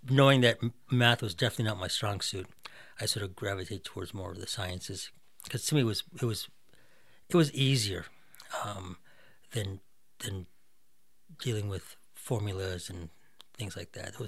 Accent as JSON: {"language": "English", "region": "Massachusetts", "country": "United States", "accent": "Boston", "said": "lost the Boston accent for the most part"}